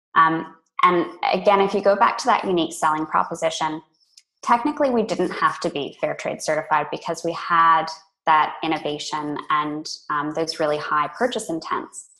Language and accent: English; California, United States; moved away as an adult; now in Australia; I grew up in California originally